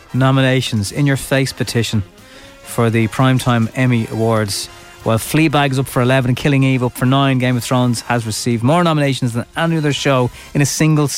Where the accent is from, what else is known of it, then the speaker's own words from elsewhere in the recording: Dublin, Leinster, Ireland; I was from Dublin and civilised